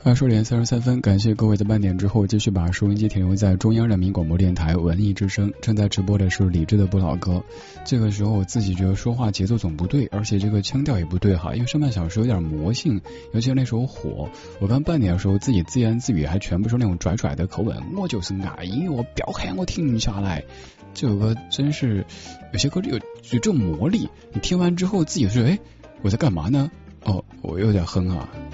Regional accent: Sichuan, China; accent: Sichuanese; 作为一个四川人

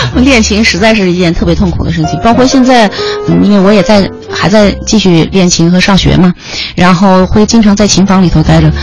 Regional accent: Qinghai, China; 我的家乡特别特别远，在青海，我是青海人

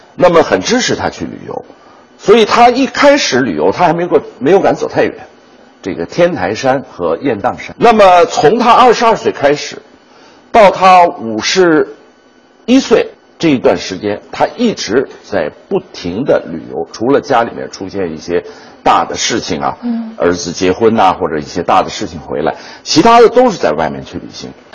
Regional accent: China; 我们中国人的祖训

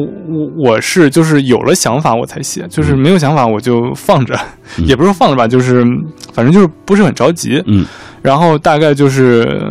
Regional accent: Tacheng, Xinjiang, China; moved away; 我的家乡是就是新疆塔城

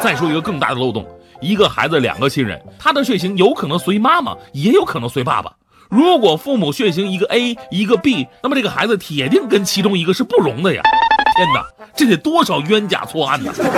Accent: Northeast China, China; accent: Northeastern Mandarin; 努尔哈赤是纯东北爷们儿，我老乡啊

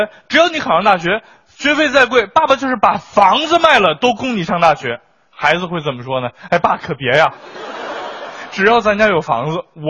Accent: Xilingol, Inner Mongolia, China; now in Shanghai, China; 那要是搁我们老家，我是锡林郭勒的，想在上海交个首付，那得卖一个小区的房。

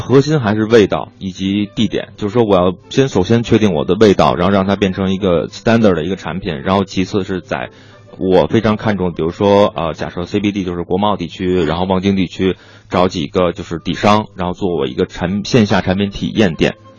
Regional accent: Beijing, China; 我是local的北京人

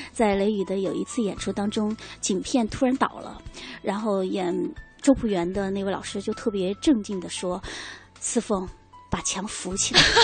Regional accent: China; 我们中国人说话的感觉是在胸腔，或者是甚至在喉部

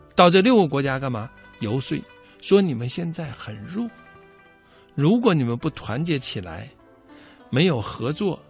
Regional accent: China; 联合国的真正创始人是我们中国人

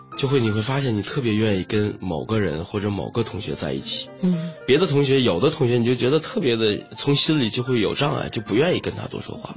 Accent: Tianjin, China; 我是中学的时候在天津长大嘛，在那个塘沽

